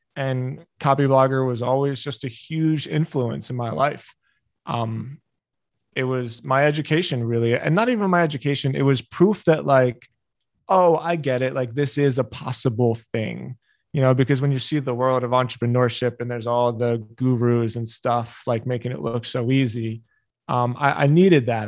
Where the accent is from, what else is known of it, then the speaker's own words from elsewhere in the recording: Philadelphia, Pennsylvania, United States; I grew up in Philly